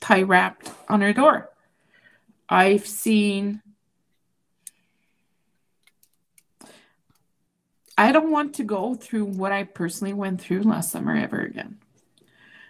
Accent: Quebec, Canada; first language French; English is a second language; now in Alberta, Canada; I was born in Quebec. My first language is French.

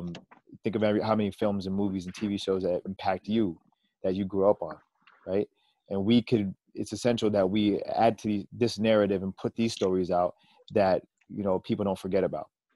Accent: Canada; as Canadian artists

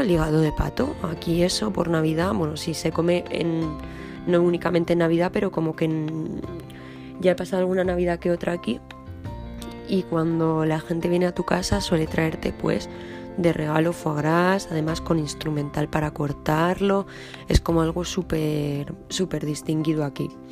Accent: Madrid, Community of Madrid, Spain; now in France; yo soy de Madrid

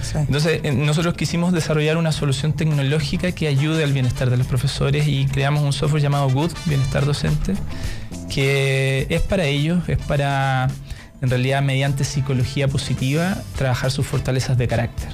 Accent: Ancud, Los Lagos, Chile; now in Santiago, Chile; Yo soy de Chiloé, de Ancud

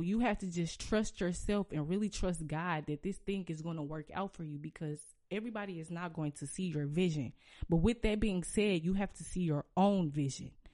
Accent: St. Louis, Missouri, United States; I can really rep my city and be like, "I'm from Saint Louis,"

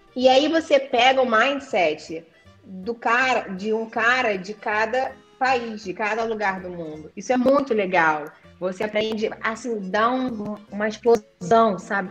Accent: Rio de Janeiro, Brazil; porque eu sou carioca, falo caro

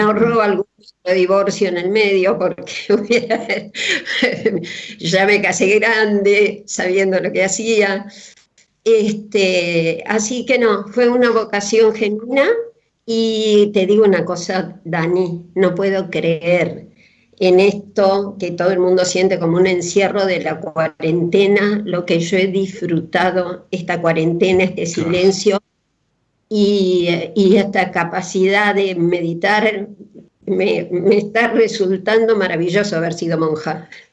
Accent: Coronel Suárez, Buenos Aires Province, Argentina; Yo a los 10 años me fui una vez al hospital de Suárez, donde yo nací

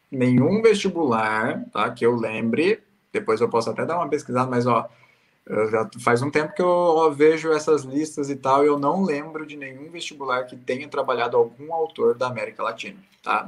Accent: Paraná, Brazil; A gente é do Paraná

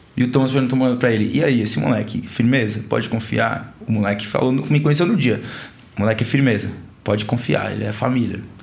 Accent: Brazil; sou brasileiro

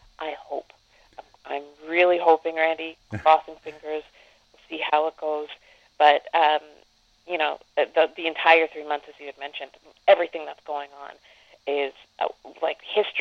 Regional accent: Canada; as a Canadian

